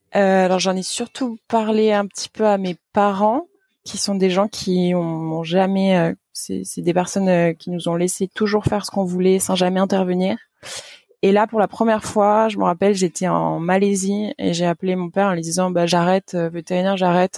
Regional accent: Toulouse, Occitania, France; moved away as an adult; also born or lived in Nantes; je suis originaire de Toulouse. donc, je suis née là-bas. J'ai fait la première partie de mes études et mes classes prépa là-bas

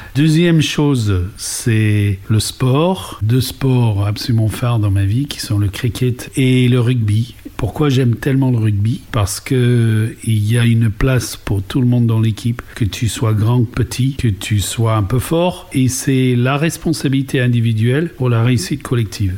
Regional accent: England, United Kingdom; French is a second language; moved away as an adult; now in France; je suis britannique, maman d'origine irlandaise, donc un petit mélange d'anglo-saxon et de celte

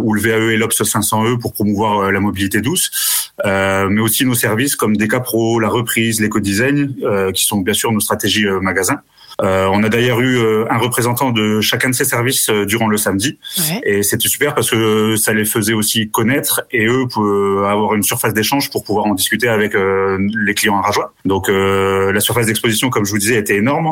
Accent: Haute-Marne, Grand Est, France; moved away; also born or lived in Amiens; je suis originaire de Haute-Marne

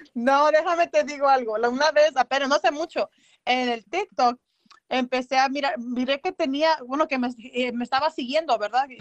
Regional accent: Tierra Caliente, Mexico; yo soy de Tierra oh. Caliente.

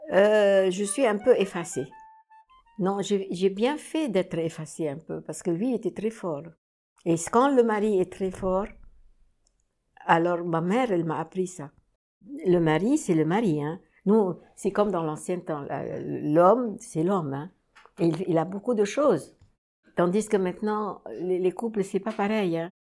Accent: Cairo, Cairo Governorate, Egypt; moved away as an adult; now in Paris, France; je suis née euh, au Caire, en Égypte

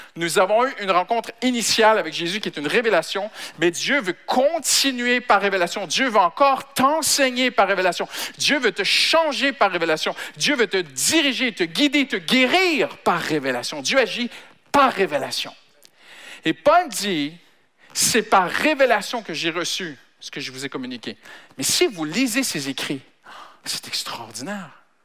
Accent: Canada; now in France; je suis Canadien d'origine

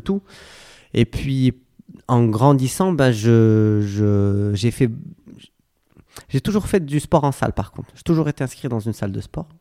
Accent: Casablanca, Casablanca-Settat, Morocco; moved away as an adult; also born or lived in Hawaii / United States; J'ai grandi à Casablanca, j'ai fait mes études à Casablanca

